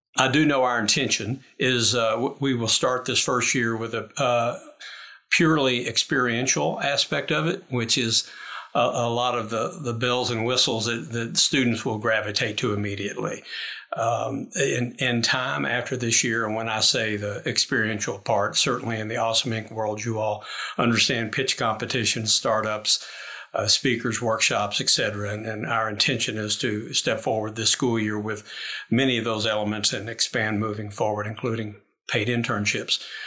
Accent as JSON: {"language": "English", "town": "Lexington", "region": "Kentucky", "country": "United States", "said": "I'm from Lexington, Kentucky"}